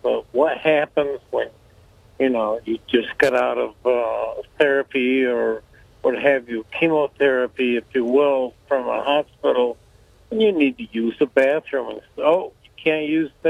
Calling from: Bethel, New York, United States; Colin, I'm calling from Bethel right now.

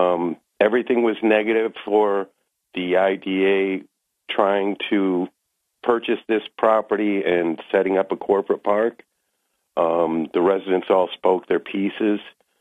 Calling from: Maine, United States; In Maine.

